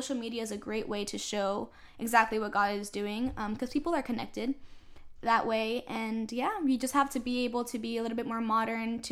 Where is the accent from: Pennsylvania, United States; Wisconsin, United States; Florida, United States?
Florida, United States; also born or lived in Puerto Rico / Ecuador; I lived in Florida the majority of my life.